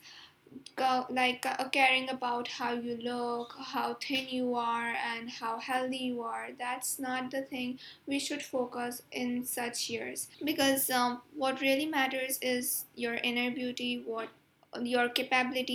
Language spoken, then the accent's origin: English; Pakistan; I am from Pakistan. Currently, I'm living in Karachi